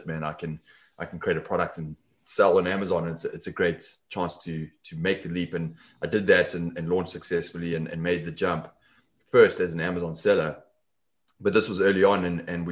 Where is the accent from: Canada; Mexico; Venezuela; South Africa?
South Africa; Johannesburg, Gauteng; accent: South African; moved away as an adult; also born or lived in London; now in Los Angeles, United States; The accent is South African originally. So I'm from South Africa, grew up in Johannesburg, left there in my 20s